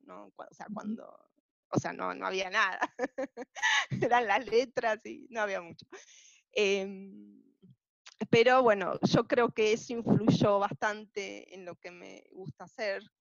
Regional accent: Buenos Aires, Argentina; now in Arizona, United States; nací en el 74 en Capital Federal, Buenos Aires, Argentina, en el barrio de Caballito

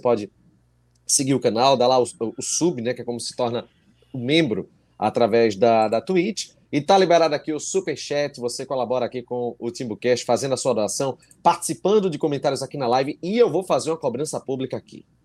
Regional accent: São Paulo, Brazil; sou de São Paulo. Se eu ganhar a camisa, vocês enviam para São Paulo.

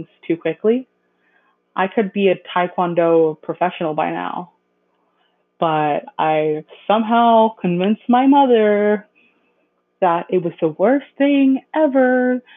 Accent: Mississauga, Ontario, Canada; I was born in Mississauga, Ontario

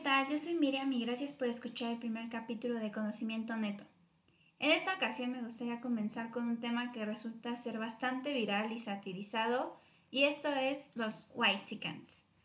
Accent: Mexico; nosotros como mexicanos

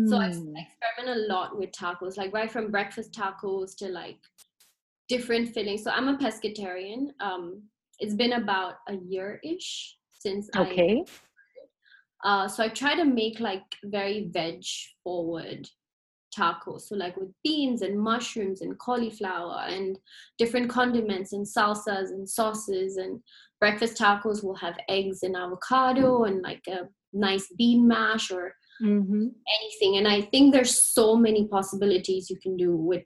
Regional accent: Ghana; moved away; being an Indian and being from Ghana

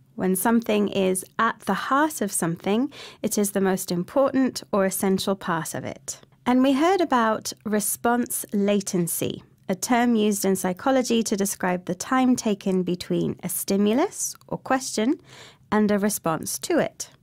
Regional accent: United Kingdom; we British

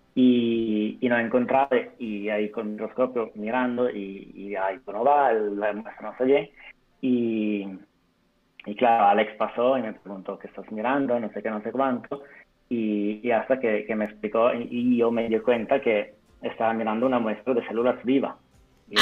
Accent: Italy; Spanish is a second language; moved away; also born or lived in Turin; yo soy italiano

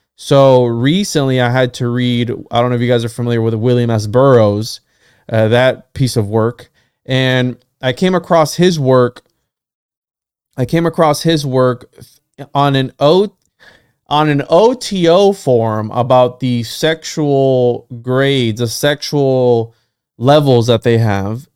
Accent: Puerto Rico; first language Spanish; English is a second language; I'm from Puerto Rico and my first language is Spanish

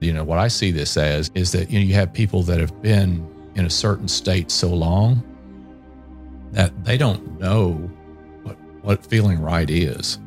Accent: Texas, United States; I'm originally from Texas, Um, and, you know, being in Texas, growing up in Texas

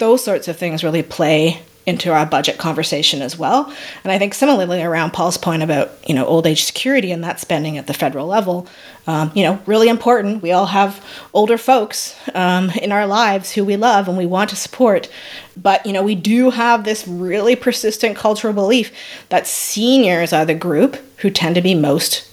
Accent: Canada

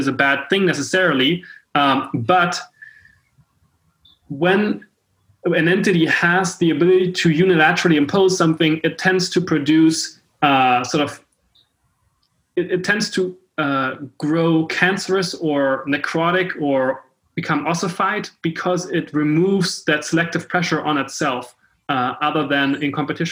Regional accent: Hamburg, Germany; I come from Hamburg, Germany.

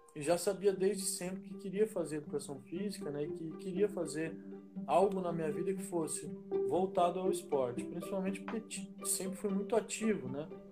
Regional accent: São Paulo, Brazil; also born or lived in Campinas; eu nasci em Campinas, é, vivi em São Paulo a infância, depois voltei a Campinas, né, pra passar à adolescência

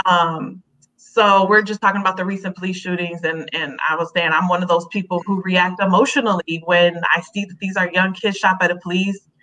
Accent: Chicago, Illinois, United States; Gage Park, the area we grew up in in Chicago

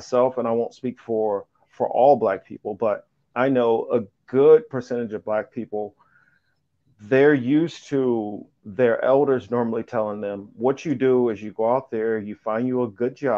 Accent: Midwest, United States; where I was growing up in the Midwest

